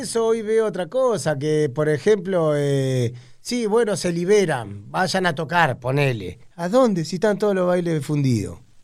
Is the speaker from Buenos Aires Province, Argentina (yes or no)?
yes; Tigre, Buenos Aires Province, Argentina; also born or lived in Tortuguitas; de chiquito viví en Tigre y en Tortuguita mucho